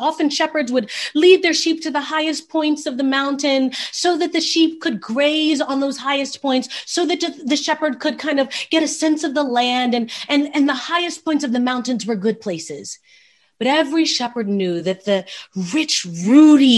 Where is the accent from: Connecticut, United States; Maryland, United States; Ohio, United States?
Maryland, United States; Baltimore; Now, I'm a city girl. I was born in Baltimore, Maryland, live right outside of Baltimore right now.